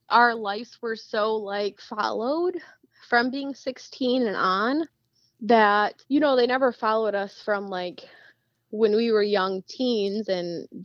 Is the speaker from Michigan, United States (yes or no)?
yes; Marine City, Michigan, United States; I grew up in Marine City, and I've still never been there